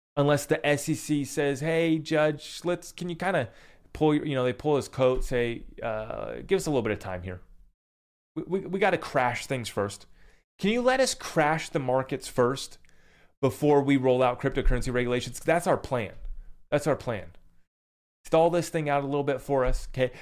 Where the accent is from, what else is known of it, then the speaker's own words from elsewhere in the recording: United States; as an American